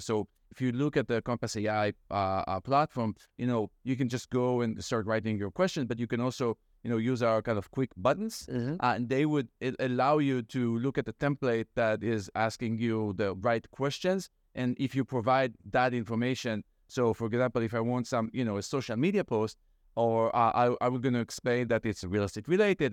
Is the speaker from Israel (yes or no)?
yes; Israel; moved away as an adult; now in Brookline, United States; I am, so we said from Israel. Mm-hmm. Uh, I moved here uh, in 2004 to get my PhD